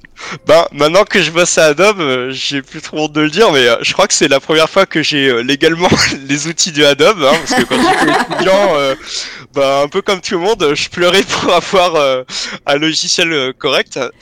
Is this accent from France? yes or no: yes; Vandœuvre-lès-Nancy, Grand Est, France; moved away; also born or lived in Belgium; à Nancy avant d'œuvre, ma ville natale